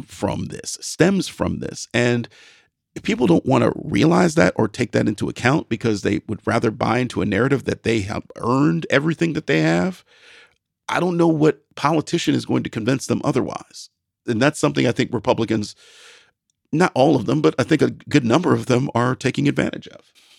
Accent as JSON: {"language": "English", "region": "Midwest", "country": "United States", "said": "I'm a Midwesterner"}